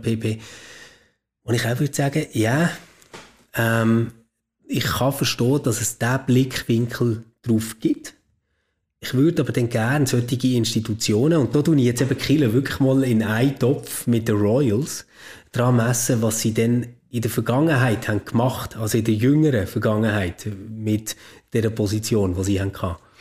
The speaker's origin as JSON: {"language": "German", "country": "Switzerland", "said": "bei uns in der Schweiz"}